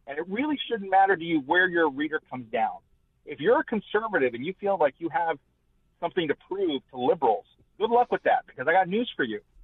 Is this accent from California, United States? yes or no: yes; Fresno, California, United States; my hometown of Fresno